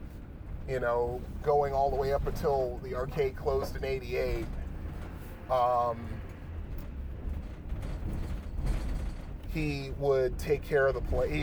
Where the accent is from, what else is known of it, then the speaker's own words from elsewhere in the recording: Bridgeport, Connecticut, United States; moved away; my hometown of Bridgeport, Connecticut